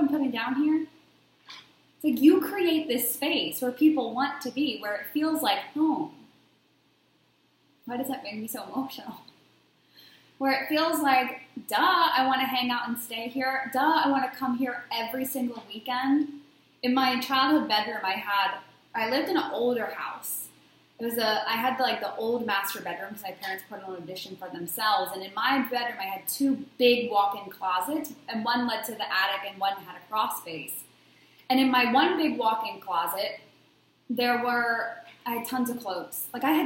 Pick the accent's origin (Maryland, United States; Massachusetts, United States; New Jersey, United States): Maryland, United States; Baltimore; everyone in my hometown loved to come over my house. My friends would come, when we were going out on a Friday night, because I came from Baltimore, Maryland, a very big party area. We would go out every weekend in high school and college